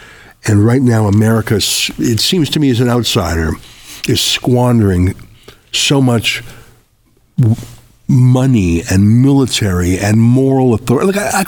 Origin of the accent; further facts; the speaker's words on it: Canada; when I told you the story of growing up in Canada, in the rural part where I was the only Jew for miles, I felt completely safe and at home and welcome and loved.